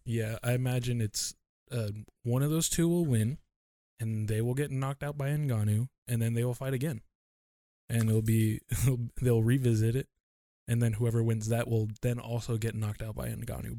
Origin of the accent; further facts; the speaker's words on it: United States; me being Asian American